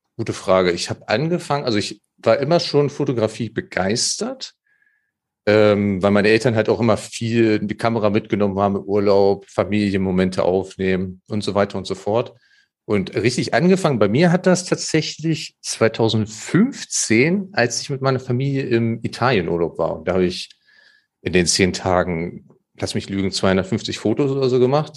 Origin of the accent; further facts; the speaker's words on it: Germany; ich bin ja am, am Harzrand äh, aufgewachsen